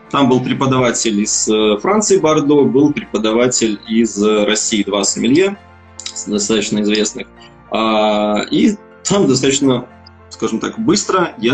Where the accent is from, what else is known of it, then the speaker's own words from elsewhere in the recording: Belarus; moved away as an adult; now in Ukraine; я независимый сомелье из Беларуси. Переехал где-то два с половиной года назад в Украину. Собственно, сейчас здесь и работаю.